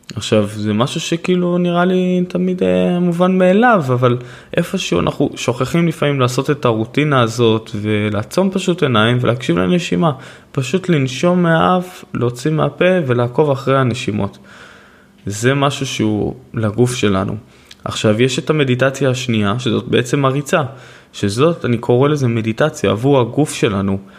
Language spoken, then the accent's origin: Hebrew; Haifa, Haifa District, Israel; אני נולדתי בעיר